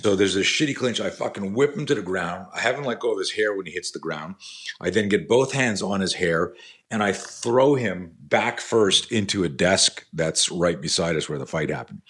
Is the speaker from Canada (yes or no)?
yes; Canada; now in United States; I grew up in Canada